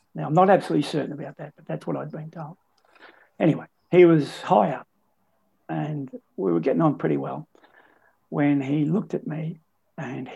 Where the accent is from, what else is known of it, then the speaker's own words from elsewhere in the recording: Bendigo, Victoria, Australia; I'm from Kangaroo Flat, which is part of Bendigo.